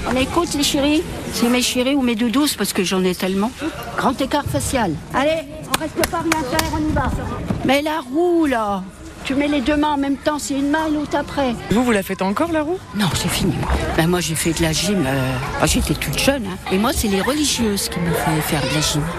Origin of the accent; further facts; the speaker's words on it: Auvergne-Rhône-Alpes, France; Je viens de la Drôme, alors je ne connaissais pas, j'ai voulu goûter.